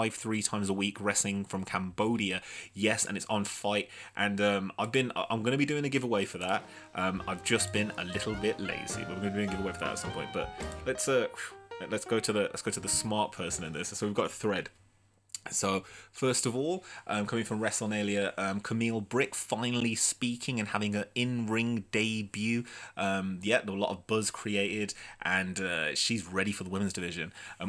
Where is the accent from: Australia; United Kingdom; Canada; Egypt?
United Kingdom; Birmingham, West Midlands; I'm from Birmingham and I clicked that, and I would definitely suggest that you do not click it.